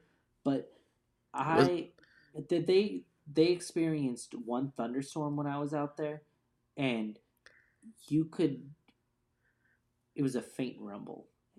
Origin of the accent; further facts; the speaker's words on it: Phoenix, Arizona, United States; Yeah. I grew up there. I was born in Phoenix, Arizona, Maricopa County.